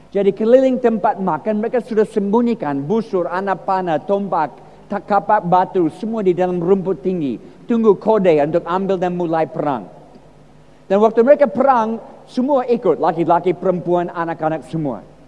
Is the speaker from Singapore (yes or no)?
no; United States; Indonesian is a second language; moved away as an adult; now in Indonesia; Saya lahir di Amerika, empat puluh tahun di Indonesia, tapi lahir di Amerika dalam keluarga yang Kristen